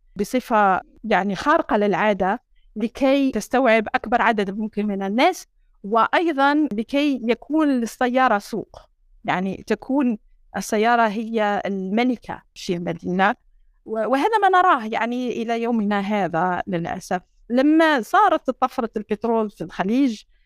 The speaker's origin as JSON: {"language": "Arabic", "town": "Sétif", "region": "Sétif Province", "country": "Algeria", "tie": "born or raised there", "moved": "yes", "said": "سطيف اوله مدينتي"}